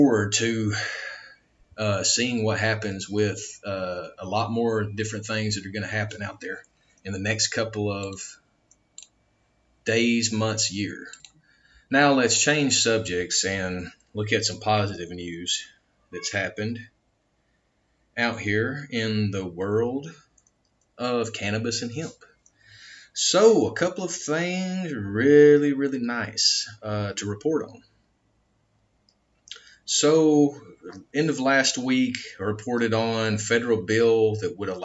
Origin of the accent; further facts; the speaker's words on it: United States; I'm an American